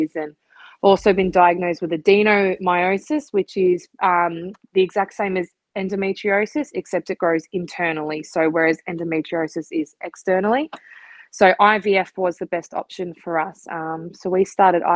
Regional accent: Melbourne, Victoria, Australia; I'm from Melbourne, and that's where we live at the moment

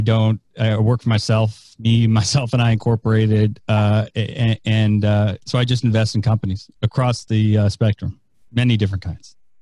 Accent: San Francisco, California, United States; now in Tampa, United States; I am uh, from San Francisco. I live in Tampa, Florida. I still am claiming San Francisco as my hometown

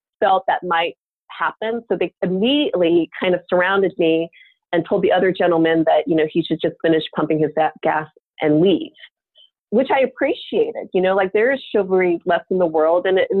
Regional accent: Omaha, Nebraska, United States; moved away as an adult; also born or lived in Korea; now in Bay Area, United States; I grew up in Nebraska from the age of three.

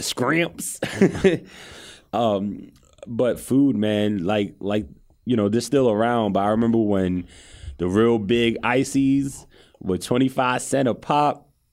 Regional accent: New York City, New York, United States; growing up in Cambria Heights, shout out to Cambria Heights, edge of Queens right there

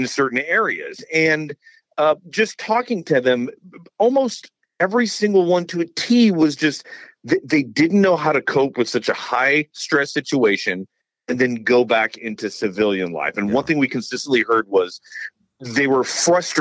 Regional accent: San Antonio, Texas, United States; I grew up in San Antonio. Military City, USA.

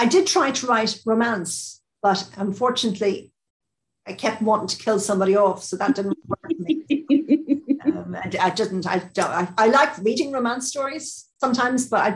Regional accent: Ireland; I'm Irish

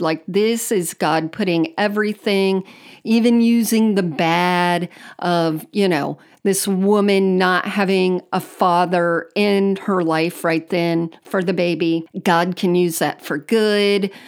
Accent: Miami, Florida, United States; I grew up in South Florida, um, on the Miami side

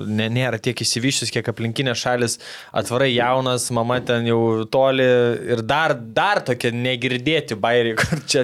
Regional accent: Lithuania; o mes lietuviai linkę lysti tą, žinai, dėžutę, burbulą

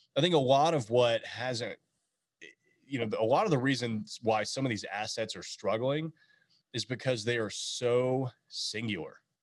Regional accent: Nashville, Tennessee, United States; coming from Nashville, growing up in Nashville

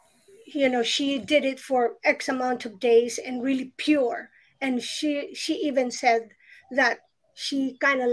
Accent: Philippines; I remember growing up in the Philippines

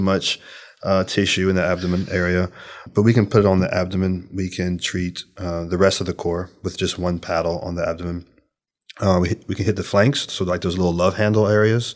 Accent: Louisiana, United States; I'm from Louisiana

